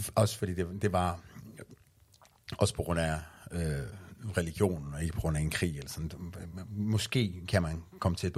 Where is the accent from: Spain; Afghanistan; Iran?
Iran; Danish is a second language; now in Denmark; da jeg flygtede fra Iran